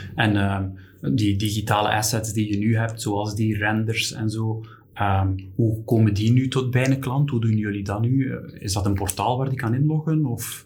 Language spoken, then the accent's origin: Dutch; Belgium; als Belgen